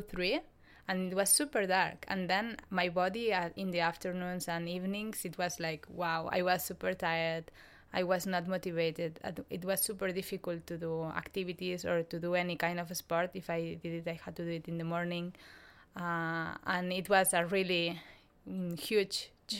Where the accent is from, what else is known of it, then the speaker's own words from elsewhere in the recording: Spain; English is a second language; moved away as an adult; now in Sweden; I'm from Spain